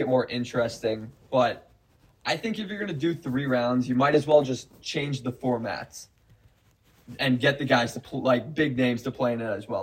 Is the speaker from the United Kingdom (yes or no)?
no; Minnesota, United States; especially being a Minnesotan